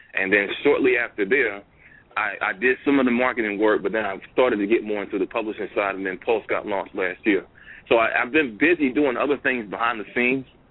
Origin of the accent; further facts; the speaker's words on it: Bahama, North Carolina, United States; I'm from Bahama, North Carolina